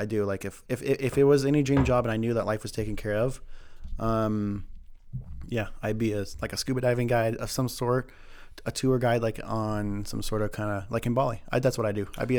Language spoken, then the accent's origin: English; California, United States; now in Idaho, United States; I'm a cliche Idaho, and I come from California. But we moved up like in 95 or something like that.